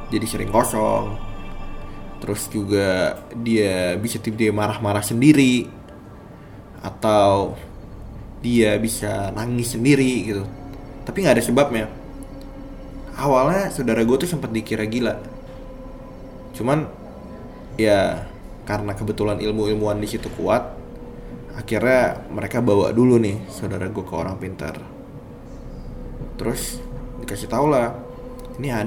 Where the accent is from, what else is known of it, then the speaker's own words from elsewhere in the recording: Bondowoso, East Java, Indonesia; cerita ini terjadi ketika gue pulang kampung ke kampung gue di daerah Bondowoso Jawa Timur